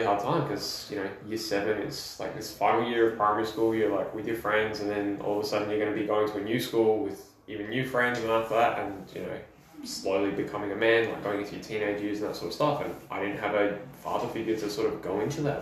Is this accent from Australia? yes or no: yes; Adelaide, South Australia, Australia; also born or lived in Wales; when I was seven, we moved to Adelaide, and then, you know, I started primary school in year three